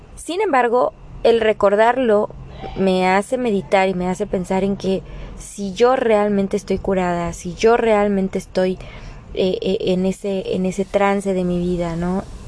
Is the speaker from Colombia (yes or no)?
no; Mexico; en nuestro país, o sea, aquí en México